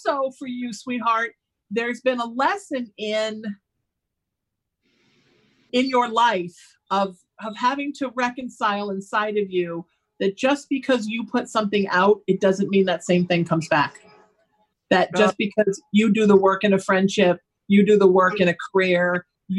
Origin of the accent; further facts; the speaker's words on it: Orange County, California, United States; I grew up in Orange County where it was really Christian